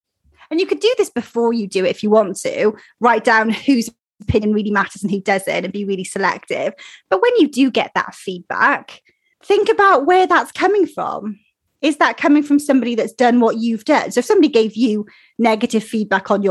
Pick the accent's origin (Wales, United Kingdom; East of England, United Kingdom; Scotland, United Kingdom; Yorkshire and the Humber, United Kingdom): Wales, United Kingdom; accent: Welsh; my Welsh accent